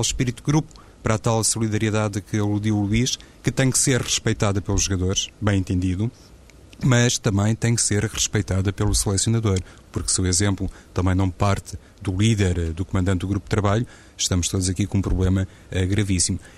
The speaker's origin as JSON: {"language": "Portuguese", "country": "Portugal", "said": "na Federação Portuguesa de Futebol, que sou português"}